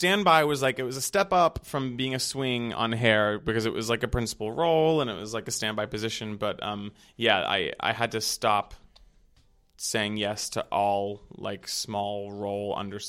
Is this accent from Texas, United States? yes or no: yes; Texas, United States; now in New York, United States; They knew I was from Texas, like country music is in my veins.